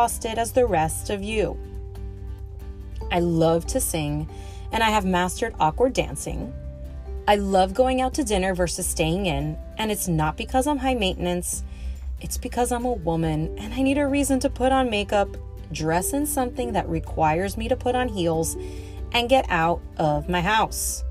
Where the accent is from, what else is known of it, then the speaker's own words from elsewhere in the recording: Miami, Florida, United States; I was born and raised in Miami